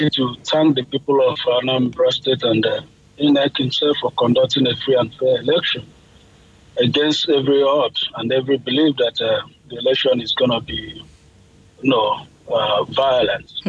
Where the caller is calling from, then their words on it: Florida, United States; I'm calling from Florida, USA.